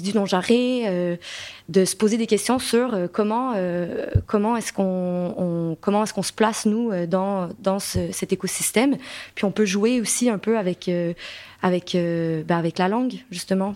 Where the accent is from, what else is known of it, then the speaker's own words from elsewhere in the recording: Quebec, Canada; accent: Québécois; moved away as an adult; now in France; je suis québécoise, donc vous pouvez l'entendre probablement par mon accent